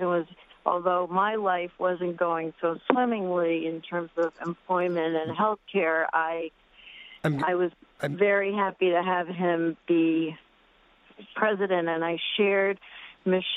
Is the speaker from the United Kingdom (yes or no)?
no; United States; also born or lived in South America; My mom was Bolivian and my dad was from here. We moved here when I was 5